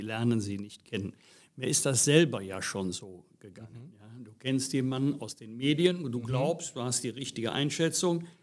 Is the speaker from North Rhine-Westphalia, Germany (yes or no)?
yes; Bergisch Gladbach, North Rhine-Westphalia, Germany; Ich bin hier geboren, aufgewachsen, und kleben geblieben.